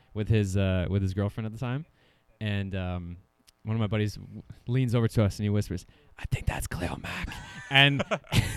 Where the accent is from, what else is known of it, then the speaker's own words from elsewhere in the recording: Ontario, Canada; growing up in Ontario